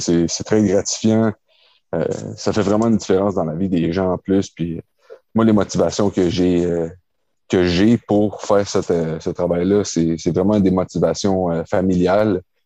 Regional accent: Quebec, Canada; j'ai grandi à Québec

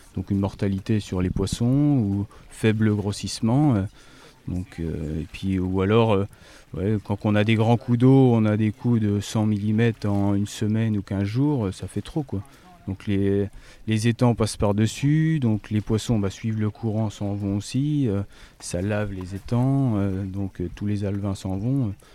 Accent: Brenne, Centre-Val de Loire, France; comme chez nous en Brenne

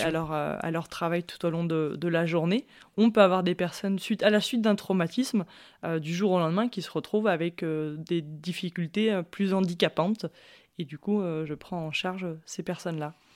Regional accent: Chambéry, Auvergne-Rhône-Alpes, France; je suis native de Chambéry.

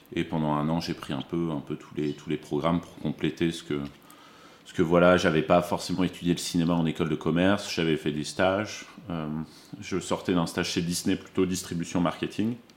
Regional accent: Dijon, Bourgogne-Franche-Comté, France; moved away as an adult; also born or lived in Lille / Arizona; now in Paris, France; J'ai grandi en, Bourgogne à Dijon

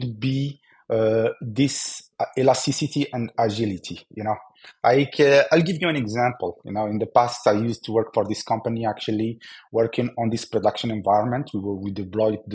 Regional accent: Algeria; I'm from Algeria

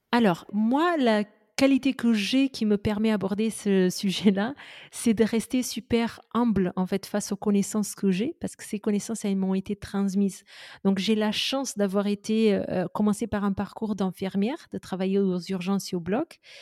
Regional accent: Portugal; je suis portugaise aux origines indiennes

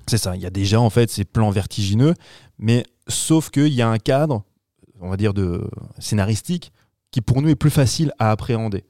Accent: France; chez nous en France

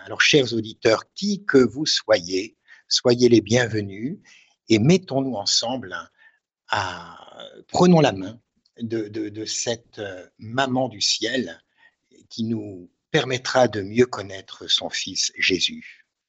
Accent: Hauts-de-France, France; le train s'arrête à Maubeuge, je monte dans la voiture de mon grand-père, il y avait une petite demi-heure de route hein, euh, jusqu'à mon village natal

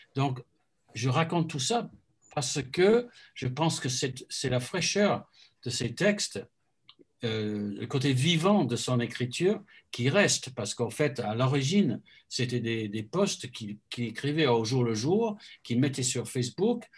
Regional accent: Christchurch, Canterbury, New Zealand; now in France; chez moi à Christchurch

